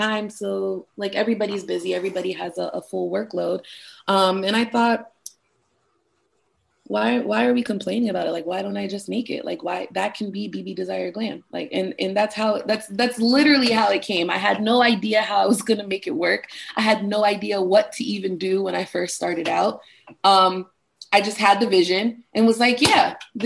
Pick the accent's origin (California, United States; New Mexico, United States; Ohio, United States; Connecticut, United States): Connecticut, United States; moved away as an adult; also born or lived in Norfolk, Virginia; I grew up in Connecticut